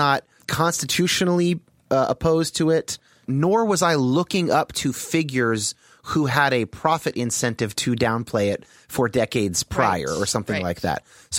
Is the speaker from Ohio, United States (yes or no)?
no; Los Gatos, California, United States; And I've had mixed race friends my entire childhood through high school, growing up in the Bay Area.